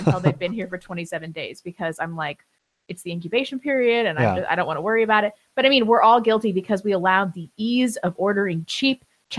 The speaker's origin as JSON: {"language": "English", "region": "England", "country": "United Kingdom", "said": "I'm not Scandinavian. I'm English."}